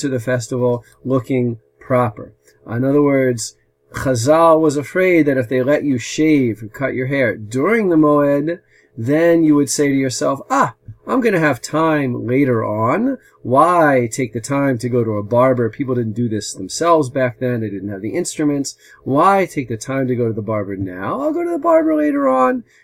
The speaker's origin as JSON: {"language": "English", "region": "New Jersey", "country": "United States", "accent": "American", "moved": "yes", "lives_now": "Modi'in, Israel", "said": "as you can tell from my American accent, I'm originally from America, from the state of New Jersey"}